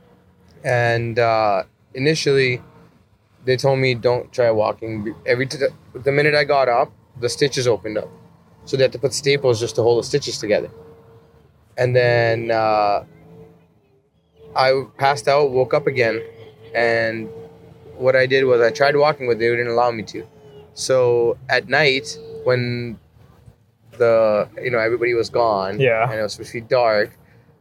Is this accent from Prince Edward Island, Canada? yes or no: no; Calgary, Alberta, Canada; I'm out here in Toronto. I'm actually from Calgary